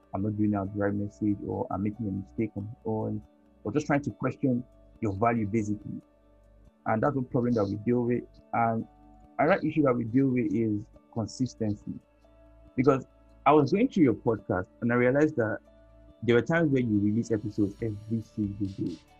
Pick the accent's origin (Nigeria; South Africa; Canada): Nigeria; this part of the world where I'm from Nigeria here. I'm most times in Nigeria here